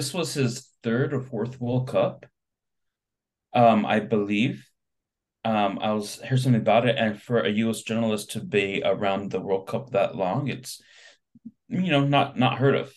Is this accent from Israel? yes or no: no; United States; As an American